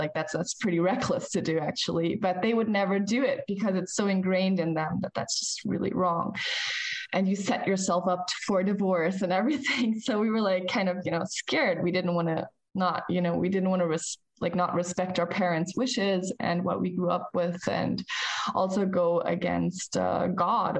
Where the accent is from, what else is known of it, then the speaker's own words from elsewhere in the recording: United States; moved away as an adult; now in Germany; We grew up in the States as kids with my parents. And when I turned 21, I had to leave the United States